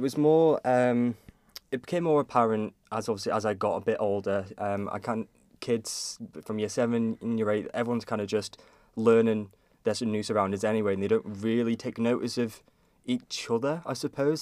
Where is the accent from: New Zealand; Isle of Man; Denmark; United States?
Isle of Man; Kirk Michael; I grew up in Kirkmichael, and I'm s, that's where I currently am now